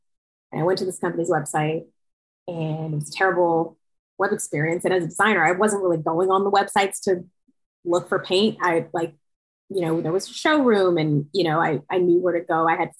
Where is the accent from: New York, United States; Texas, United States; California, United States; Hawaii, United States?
New York, United States; I'm from New York.